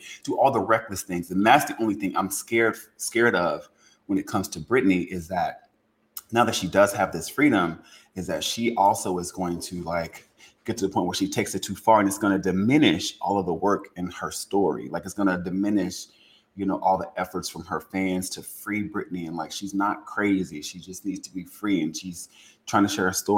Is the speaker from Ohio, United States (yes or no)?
no; Louisiana, United States; I'm from Louisiana.